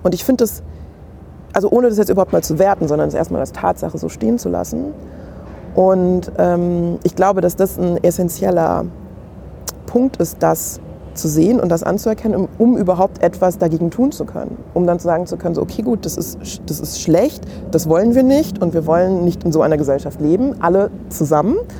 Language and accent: German; Main-Kinzig-Kreis, Hesse, Germany; also born or lived in Hanau; ich bin in Hanau geboren und bin aber nicht direkt in Hanau groß geworden, sondern so wirklich klassisch mein Kinzig-Kreis